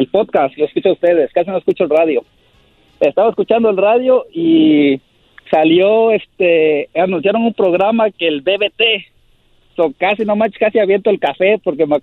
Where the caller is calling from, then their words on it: Woodside, California, United States; De aquí de Woodside, California.